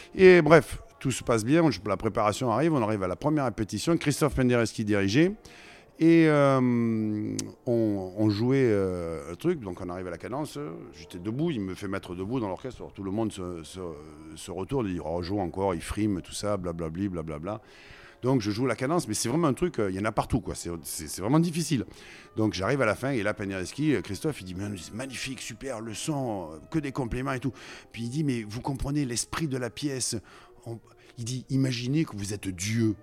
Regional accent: Marseille, Provence-Alpes-Côte d'Azur, France; accent: Provençal; also born or lived in Lyon / Paris / Versailles; now in Florida, United States; je suis né à Marseille, hein, j'ai vécu euh, sur, pratiquement euh, dans la fosse et sur l'eau.

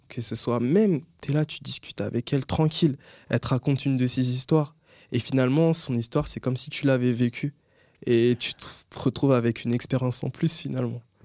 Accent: Linas, Île-de-France, France; moved away as an adult; now in Créteil, France; j'ai grandi à Linas dans le 91 avec ma mère

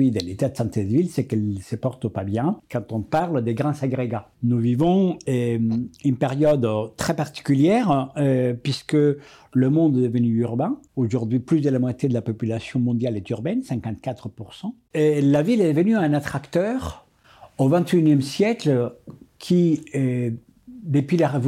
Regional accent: Colombia; je suis né en Colombie et c'était un pays des ruralités

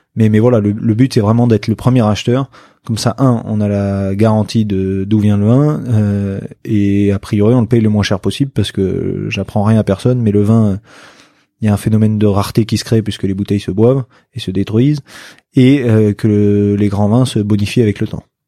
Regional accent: Bordeaux, Nouvelle-Aquitaine, France; puisqu'on est bordelais

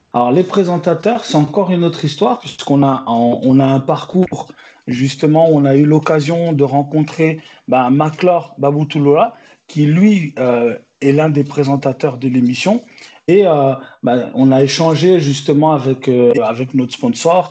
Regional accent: Besançon, Bourgogne-Franche-Comté, France; also born or lived in Angola / Paris; now in Bordeaux, France; J'ai grandi d'abord en province, dans une ville qui s'appelle Besançon.

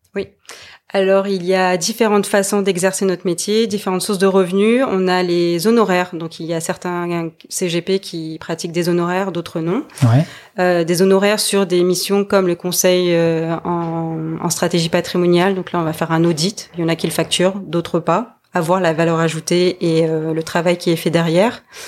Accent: French Polynesia; now in Montpellier, France; je suis originaire de Tahiti

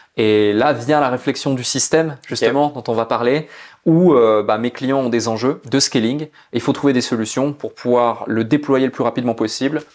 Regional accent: Switzerland; je suis né en Suisse, dans une petite ville où il y avait plus de vaches que d'habitants

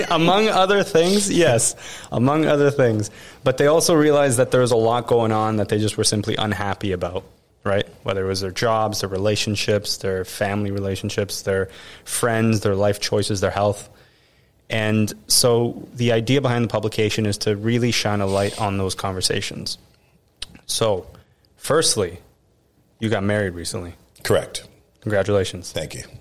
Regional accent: Canada; moved away as an adult; now in United States; I'm still a Canadian

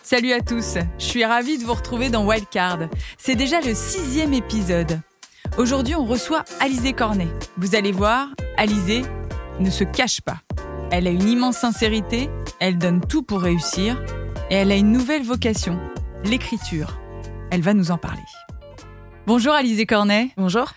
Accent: Paris, Île-de-France, France; j'ai grandi à Paris

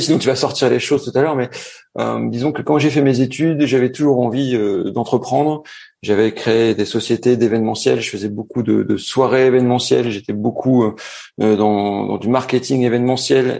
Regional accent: Roubaix, Hauts-de-France, France; moved away as an adult; also born or lived in Middlesbrough, England / Montpellier / Paris / Lille; now in Montreal, Canada; je suis né dans le Nord à Roubaix, euh, tout au fond de Roubaix, à la limite de Waterloo

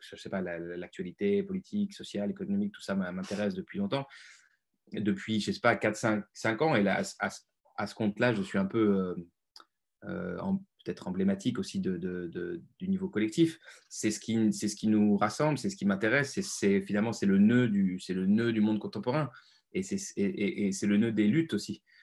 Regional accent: Lyon, Auvergne-Rhône-Alpes, France; Je viens de Lyon, d'une classe moyenne

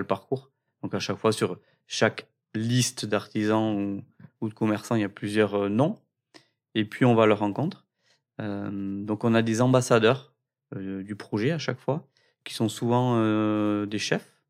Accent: Cambo-les-Bains, Nouvelle-Aquitaine, France; On vient de Cambourg-les-Bains

